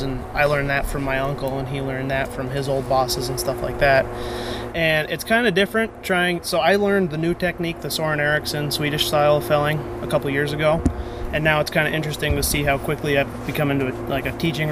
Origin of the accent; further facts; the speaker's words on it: Vermont, United States; moved away; I'm from Vermont, so I might go back there